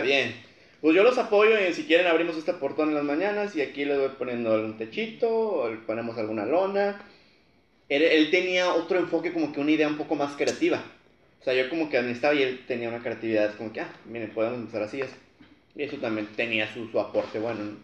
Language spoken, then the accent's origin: Spanish; Matamoros, Tamaulipas, Mexico; soy aquí de Matamoros también